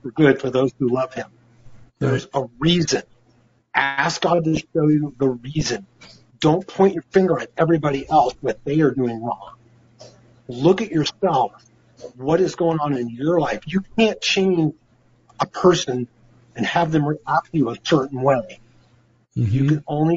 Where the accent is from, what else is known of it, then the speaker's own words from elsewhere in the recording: United States; also born or lived in Oregon; As American people and as believers